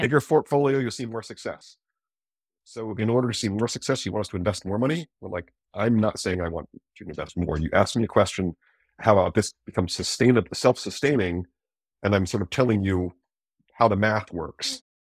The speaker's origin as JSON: {"language": "English", "region": "East Coast", "country": "United States", "also_born_or_lived": "Eugene, Oregon", "moved": "yes", "said": "I'm from the East Coast"}